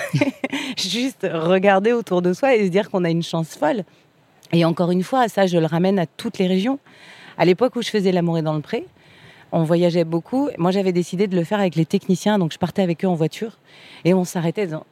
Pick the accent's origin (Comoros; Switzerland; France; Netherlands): France; Je suis une bonne française